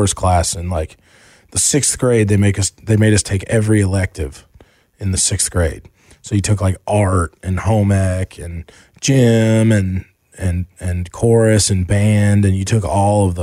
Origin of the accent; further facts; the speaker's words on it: Asheville, North Carolina, United States; also born or lived in Charlotte, North Carolina; when we moved from Charlotte to Asheville